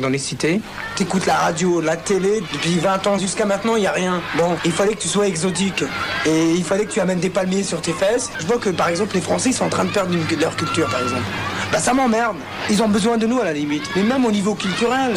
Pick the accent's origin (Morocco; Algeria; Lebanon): Algeria; Oran, Oran Province; now in Lyon, France; je suis né euh, à Ouaran, à Oran en Algérie ça fait 12 ans que je suis en France